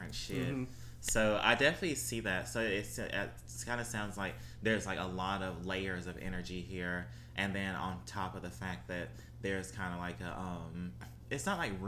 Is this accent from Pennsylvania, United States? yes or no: no; Mississippi, United States; now in New Orleans, United States; I'm not from New Orleans. I don't claim to be. I'm from Mississippi